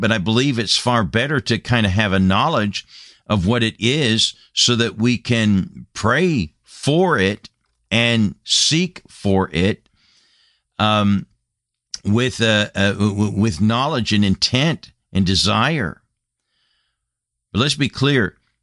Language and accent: English; United States; moved away as an adult; Came back to my home land after being a missionary for a number of years and burdened for my home country, my home nation